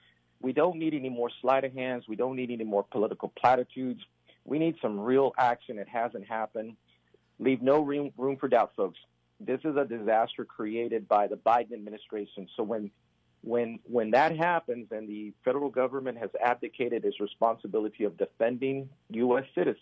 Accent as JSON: {"language": "English", "town": "Del Rio", "region": "Texas", "country": "United States", "tie": "born or raised there", "also_born_or_lived": "Central and South America", "said": "I spent 22 years in the Air Force because I'm a Spanish speaker from the city of Del Rio, which, by the way, is the epicenter. That's my hometown."}